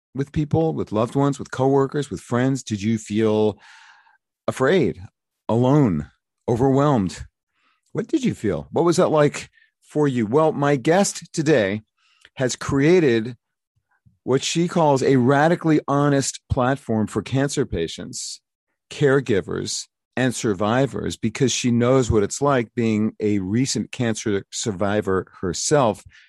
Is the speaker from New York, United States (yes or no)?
yes; New York City, New York, United States; I'm from Brooklyn.